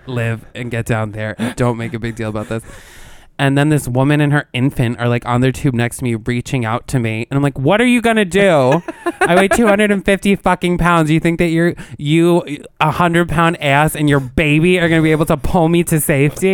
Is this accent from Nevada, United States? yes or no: no; New York, United States; We're like from New York.